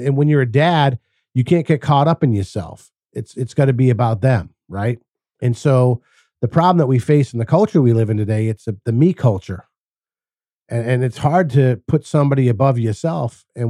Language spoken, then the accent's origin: English; Massachusetts, United States; I grew up in Massachusetts, and like all my Portuguese friends, my fathers were all carpenters.